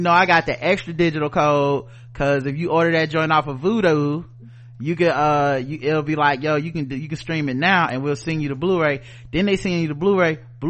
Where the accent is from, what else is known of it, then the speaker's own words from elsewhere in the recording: the South, United States; I'm from the South, and the South got something to say.